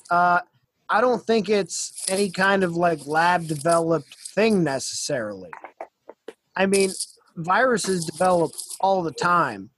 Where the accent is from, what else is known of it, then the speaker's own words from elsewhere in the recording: United States; I'm an American